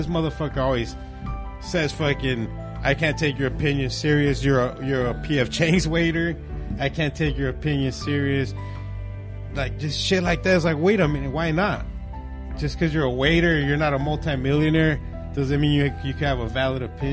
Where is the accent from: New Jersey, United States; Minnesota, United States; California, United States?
California, United States; Lake Elsinore; also born or lived in Temecula, California; we moved from Temecula to Lake Elsinore